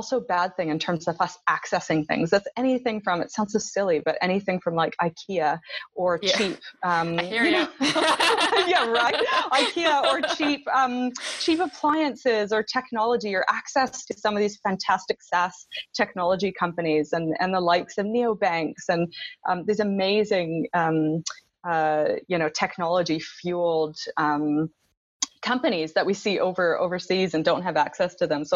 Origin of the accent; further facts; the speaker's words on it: Canada; moved away as an adult; now in New Zealand; I am a Canadian